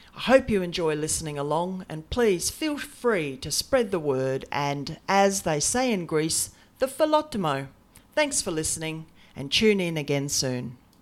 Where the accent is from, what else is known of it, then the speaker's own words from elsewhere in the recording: Australia; now in Brisbane, Australia; I'm an Aussie, and in fact, I'm coming to you from my office in subtropical Brisbane, the capital of Queensland